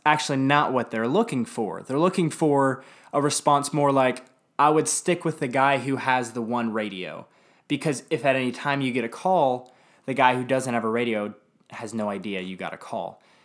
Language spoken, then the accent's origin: English; Dallas, Texas, United States; I grew up in Lake Highlands, Dallas